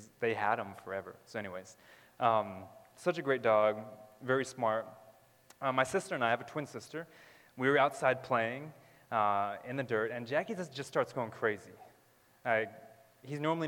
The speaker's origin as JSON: {"language": "English", "region": "Southern California", "country": "United States", "tie": "born or raised there", "said": "I was born in California. Southern California. We lived in multiple places in Southern California, and then when I was around three or four, we lived in this desert. And it was outside of the LA area"}